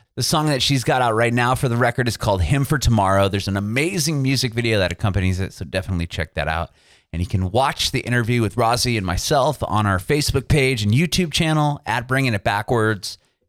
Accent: San Diego, California, United States; moved away as an adult; also born or lived in San Francisco Bay Area; now in Nashville, United States; I was born and raised in Southern California, San Diego. Was in San Francisco for a bit, came back down, and now I'm actually in Nashville.

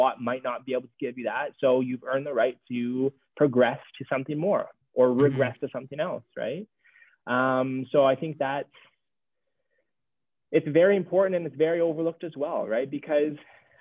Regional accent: Jamaica; I'm Jamaican

